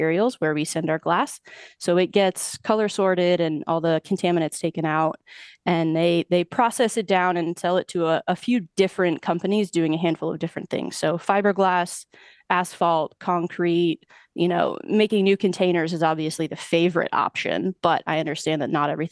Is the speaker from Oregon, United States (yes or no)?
yes; Oregon, United States; moved away as an adult; now in Huntsville, United States; I am originally from Oregon.